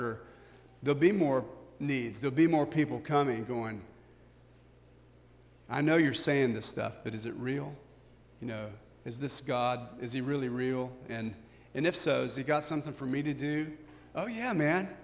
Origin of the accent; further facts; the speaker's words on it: United States; we're so American